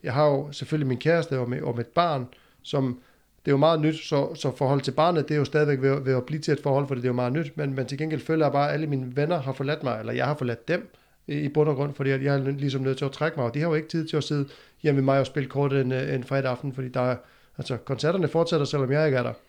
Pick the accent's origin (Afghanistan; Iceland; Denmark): Iceland; moved away; hjemme i Island